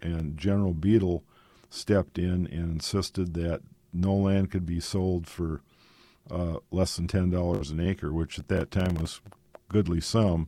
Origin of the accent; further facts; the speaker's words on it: Sisseton, South Dakota, United States; moved away; I'm originally from Sisseton